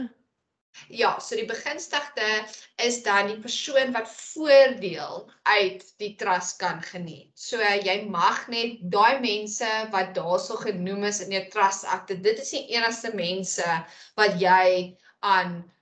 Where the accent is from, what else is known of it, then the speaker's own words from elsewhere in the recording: South Africa; ons as Suid-Afrikaners